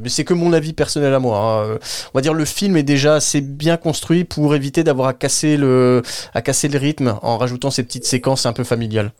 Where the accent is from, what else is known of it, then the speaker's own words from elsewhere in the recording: France; pour nous en tant que Français et Européens